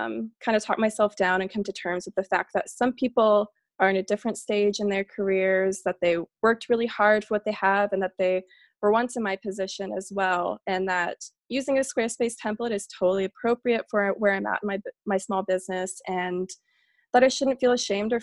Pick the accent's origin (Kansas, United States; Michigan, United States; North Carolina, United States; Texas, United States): Texas, United States; Boerne; moved away as an adult; also born or lived in Savannah, Georgia; I grew up in Bernie, Texas, which is outside of San Antonio.